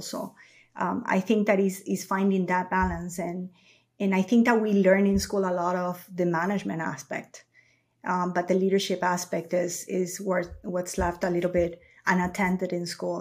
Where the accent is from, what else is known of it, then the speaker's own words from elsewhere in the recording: Ecuador; moved away as an adult; now in United States; I'm born and raised in Ecuador